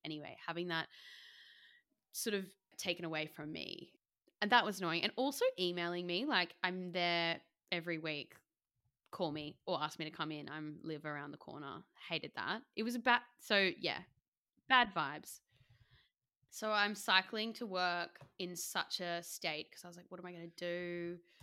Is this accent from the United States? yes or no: no; Australia; moved away; I'm Australian